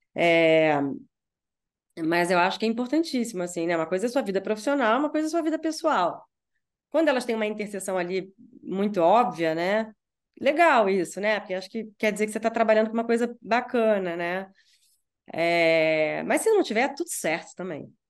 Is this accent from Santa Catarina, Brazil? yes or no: no; Rio de Janeiro, Brazil; moved away as an adult; now in São Paulo, Brazil; Eu sou carioca e tal, eu posso voltar, eu moro em São Paulo, mas eu posso voltar ao Rio